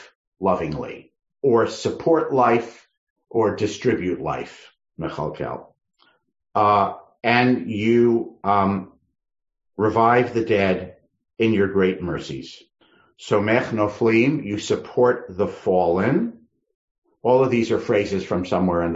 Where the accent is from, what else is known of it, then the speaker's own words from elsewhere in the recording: Northeast, United States; moved away as an adult; now in California, United States; I grew up in the Northeast